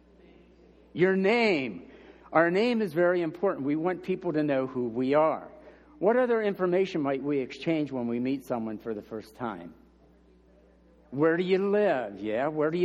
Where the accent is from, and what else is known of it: United States